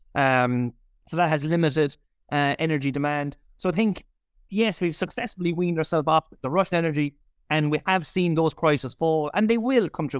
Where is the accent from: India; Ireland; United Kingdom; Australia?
Ireland; we're Irish consumers